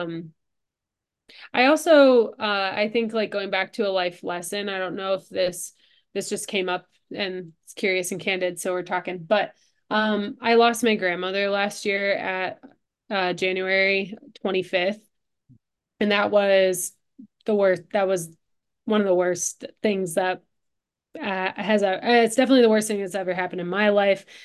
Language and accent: English; Livonia, Michigan, United States; also born or lived in Ann Arbor, Michigan; I grew up in Livonia, which was just about 20 minutes closer towards Detroit